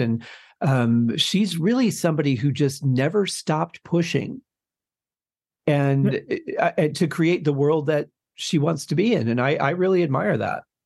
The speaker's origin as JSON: {"language": "English", "region": "Michigan", "country": "United States", "tie": "born or raised there", "said": "was growing up in Michigan at the time"}